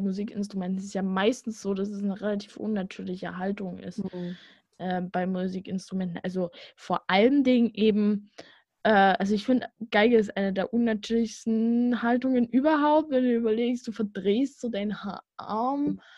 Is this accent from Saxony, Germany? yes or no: yes; Vogtland, Saxony, Germany; accent: Vogtland; ich komme ja aus dem Vogtland